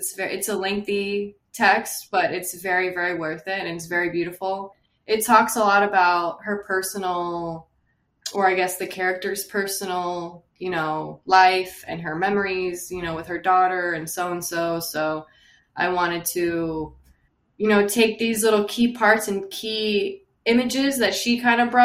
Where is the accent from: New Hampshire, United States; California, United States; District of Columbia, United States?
California, United States; West Covina; I'm from West Covina, California